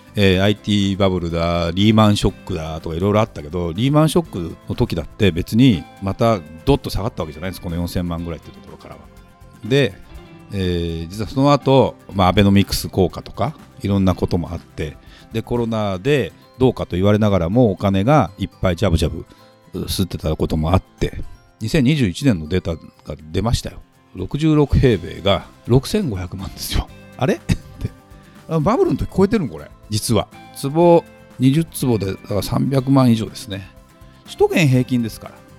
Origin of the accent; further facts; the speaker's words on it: Saitama, Japan; 私埼玉県出身者